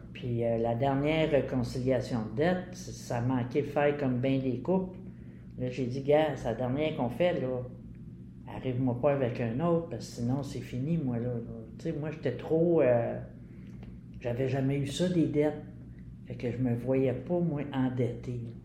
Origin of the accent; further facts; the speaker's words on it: Montreal, Quebec, Canada; j'ai fait mon enfance à Pointe-Saint-Charles, Verdun